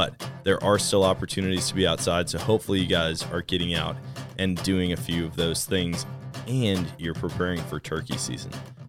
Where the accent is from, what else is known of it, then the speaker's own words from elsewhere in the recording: Wisconsin, United States; Wisconsin, how can you not have fun? I can't wait to get back up there and hunt. I always love hunting my home state.